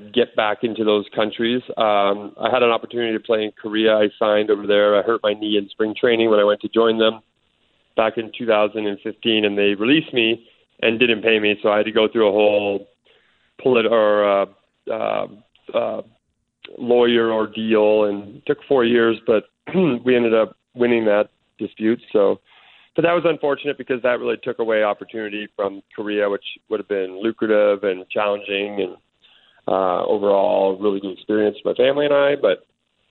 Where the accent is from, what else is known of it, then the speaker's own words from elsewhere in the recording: Canada; also born or lived in Oklahoma State; being a Canadian, growing up watching them